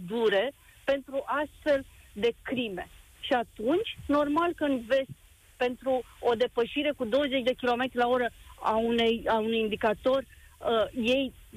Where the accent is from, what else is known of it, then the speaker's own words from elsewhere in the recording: Romania; noi ca români